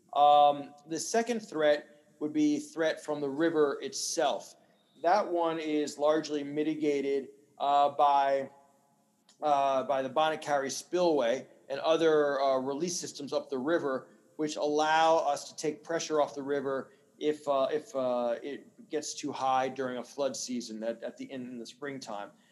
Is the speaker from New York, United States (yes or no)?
yes; New York, United States; moved away as an adult; now in New Orleans, United States; my mother married a Yankee, so I grew up in New York